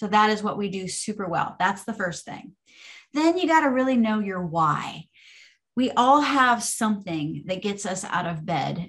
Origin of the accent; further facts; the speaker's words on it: Orange Park, Florida, United States; I grew up in Orange Park, Florida. So fellow Floridians